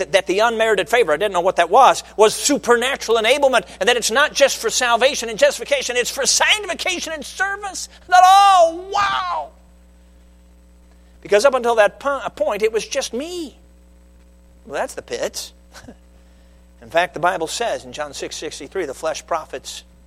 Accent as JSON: {"language": "English", "town": "Chicago", "region": "Illinois", "country": "United States", "tie": "born or raised there", "said": "I grew up in the Chicago area"}